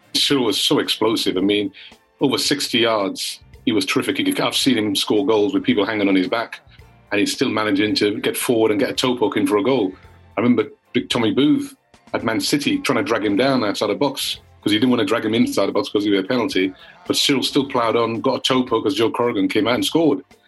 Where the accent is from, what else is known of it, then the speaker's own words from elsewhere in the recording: England, United Kingdom; as a black lad growing up in England